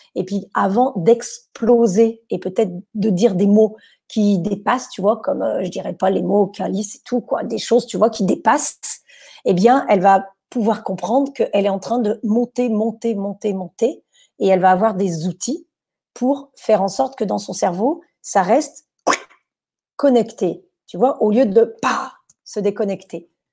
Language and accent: French; France; Chez nous, en France, on a des cours d'improvisation